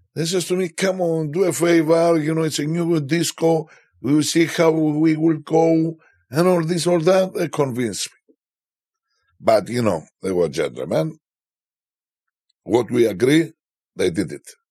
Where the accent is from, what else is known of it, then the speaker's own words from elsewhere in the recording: Cyprus; Where are you from? And I say, Cyprus